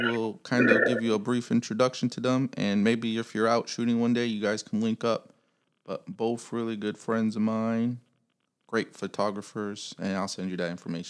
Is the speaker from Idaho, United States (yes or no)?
no; Chicago, Illinois, United States; moved away; I'm from Chicago